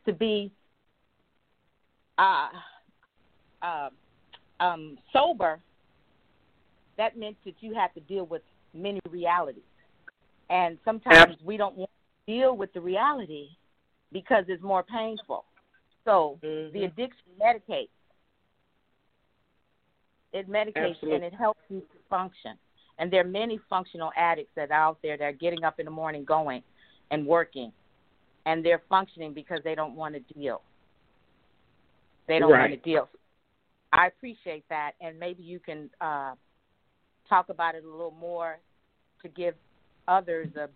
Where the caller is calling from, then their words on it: Inglewood, California, United States; I'm calling from Inglewood, California